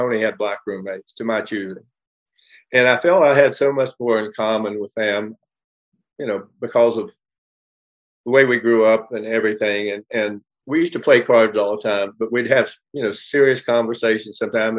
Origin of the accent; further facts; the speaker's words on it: Los Angeles, California, United States; also born or lived in West Virginia; you know, coming from West Virginia and not knowing anything about anything, shy, quiet, backwards. I grew up here in Los Angeles, and I grew up in a competitive world.